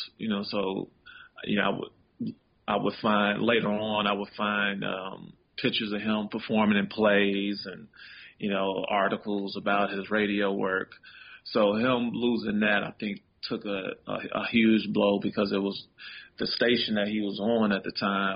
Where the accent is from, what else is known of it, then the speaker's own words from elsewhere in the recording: Chicago, Illinois, United States; Chicago was everything. You know, it's definitely who I am. You know, the way I talk, walk. You know, my accent